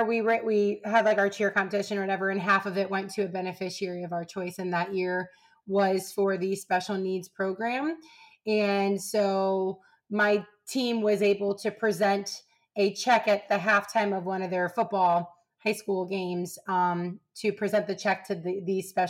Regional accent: Ohio, United States; I'm from Ohio

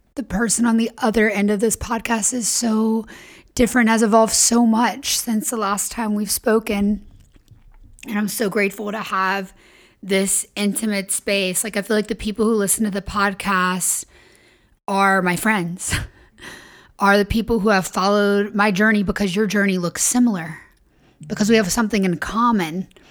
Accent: the South, United States; I was raised in the South and in religion

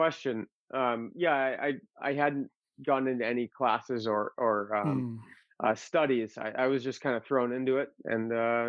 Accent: Massachusetts, United States; born there; also born or lived in Arizona; Actually, I was born in Massachusetts.

